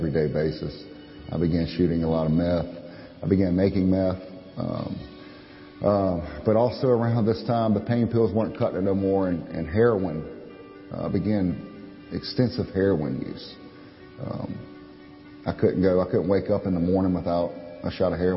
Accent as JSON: {"language": "English", "town": "Pearl River", "region": "Louisiana", "country": "United States", "tie": "born or raised there", "said": "I was born in Pearl River, Louisiana. Grew up there."}